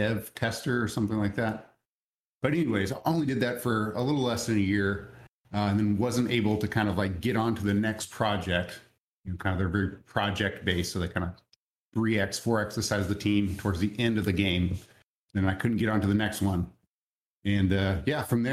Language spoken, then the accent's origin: English; just south of Dallas, Texas, United States; I'm originally from Dallas, Texas, or just south of Dallas, Texas